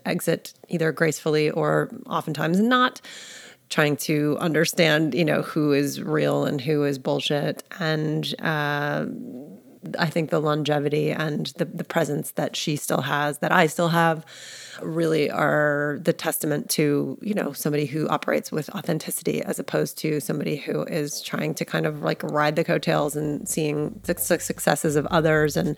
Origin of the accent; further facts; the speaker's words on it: New York, United States; moved away as an adult; now in Austin, United States; I'm born and raised in New York